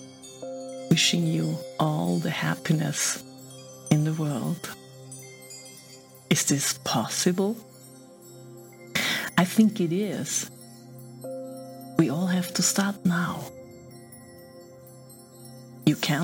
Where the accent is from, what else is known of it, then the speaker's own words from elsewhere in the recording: Austria; I'm from Austria